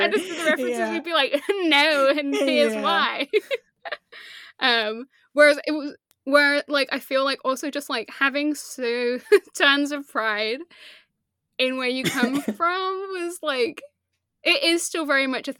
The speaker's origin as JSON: {"language": "English", "town": "Leicester", "region": "East Midlands", "country": "United Kingdom", "tie": "born or raised there", "said": "growing up in Leicester, I would have been a child, so I wouldn't have, like, thought about it."}